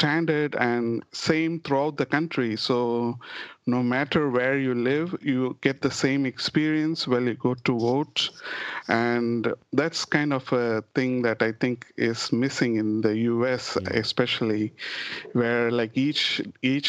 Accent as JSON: {"language": "English", "country": "India", "moved": "yes", "lives_now": "United States", "said": "we are more considering to be Indian"}